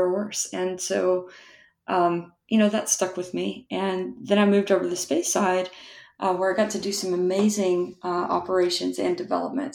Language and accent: English; West Texas, United States; I grew up in West Texas